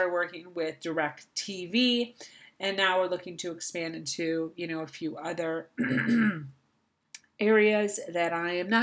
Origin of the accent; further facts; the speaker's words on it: Florida, United States; here in my hometown of Florida